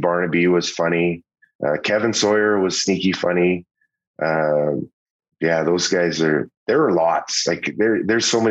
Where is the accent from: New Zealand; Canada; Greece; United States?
Canada; Saskatoon, Saskatchewan; Todd McClellan, whom and I grew up together in Saskatoon.